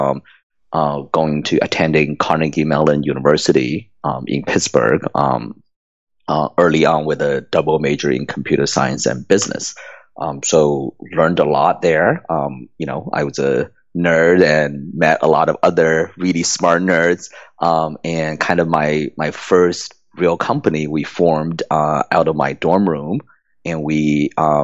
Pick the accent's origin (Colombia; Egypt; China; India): China; Shanghai; moved away; I was born in communist China. I grew up in Shanghai, and you know, in kind of the 80s, I was going through school in Shanghai